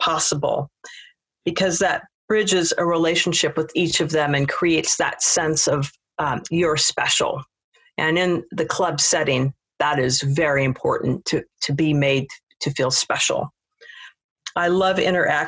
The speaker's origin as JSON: {"language": "English", "town": "Seattle", "region": "Washington", "country": "United States", "also_born_or_lived": "Paris, France", "moved": "yes", "said": "I'm from Seattle, Washington"}